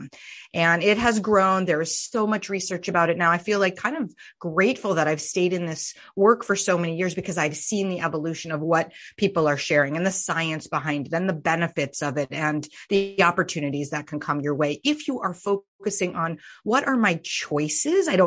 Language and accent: English; Vermont, United States; I was raised in Vermont